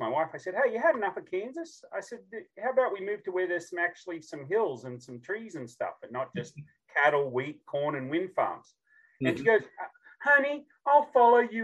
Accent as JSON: {"language": "English", "country": "Australia", "tie": "born or raised there", "moved": "as an adult", "lives_now": "Franklin, United States", "said": "I'm a true southern accent from the southern hemisphere, born and raised in Australia"}